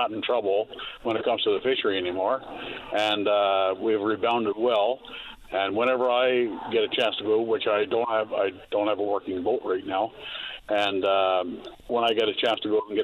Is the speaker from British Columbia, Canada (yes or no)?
no; Birchy Head, Bonne Bay, Newfoundland and Labrador, Canada; I was born and raised in Birchhead, Bombay